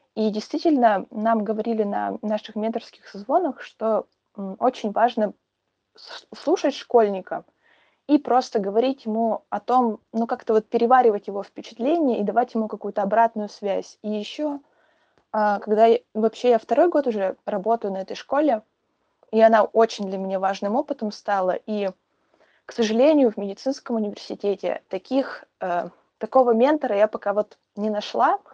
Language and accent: Russian; Perm, Perm Krai, Russia; я девочка из Перми